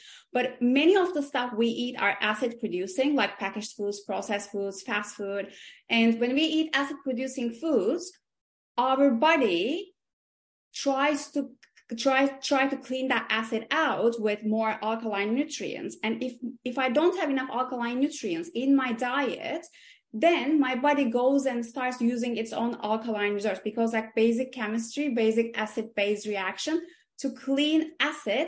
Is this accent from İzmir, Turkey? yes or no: yes; İzmir, Turkey; moved away as an adult; also born or lived in Istanbul, Turkey; now in London, United Kingdom; originally I was born and raised and grew up in Izmir, which is like the west coast of Turkey